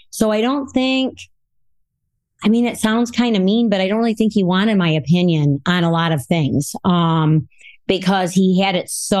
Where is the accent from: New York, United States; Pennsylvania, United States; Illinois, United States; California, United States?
Illinois, United States; Rockford; I'm from Rockford, Illinois, and I was born and raised here in Rockford